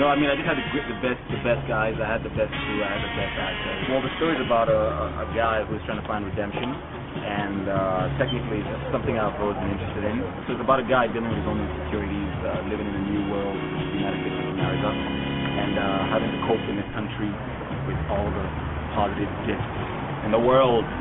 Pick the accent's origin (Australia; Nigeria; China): Nigeria; Nigerian born and raised